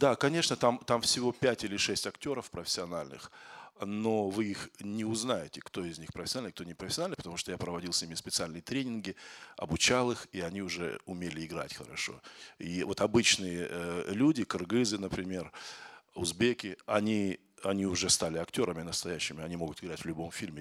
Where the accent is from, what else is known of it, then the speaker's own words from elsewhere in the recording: Kazakhstan; moved away as an adult; now in Moscow, Russia; Я из Казахстана, но я в Москве живу двадцать восемь, двадцать